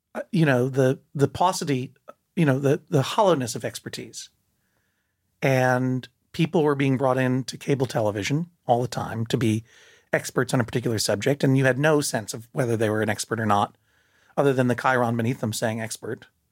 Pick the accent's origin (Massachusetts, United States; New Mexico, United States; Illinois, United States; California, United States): Massachusetts, United States; moved away as an adult; also born or lived in New York; I'm from Massachusetts.